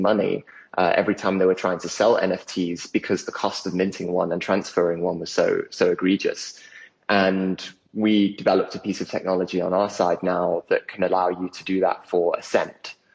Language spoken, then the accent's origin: English; South Africa; also born or lived in United Kingdom; The family the family started out there before they moved over to the UK, which is where where I was born, and then I grew up in South Africa